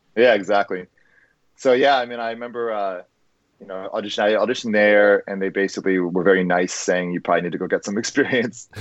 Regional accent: New Jersey, United States; Allentown wasn't too far away from where I grew up in New Jersey

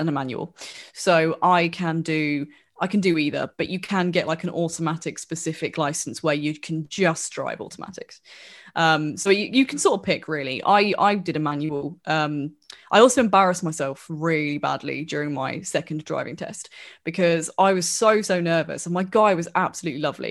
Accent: Wellingborough, East Midlands, United Kingdom

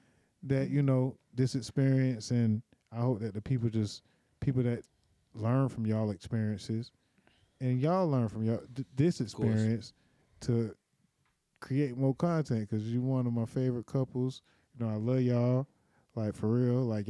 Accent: Miami, Florida, United States; I was born in Miami, Flo Rida.

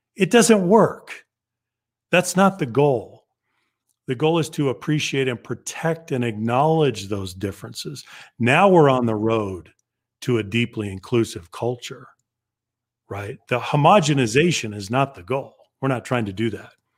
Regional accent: Southern Colorado, United States; So I grew up in Southern Colorado among the Navajo

